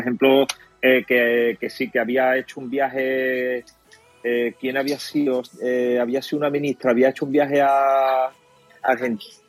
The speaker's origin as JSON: {"language": "Spanish", "country": "Spain", "said": "lo que nos cuesta a los españoles"}